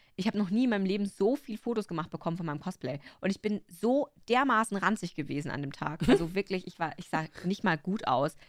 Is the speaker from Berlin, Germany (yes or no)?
no; Upper Bavaria, Germany; ich bin aus Oberbayern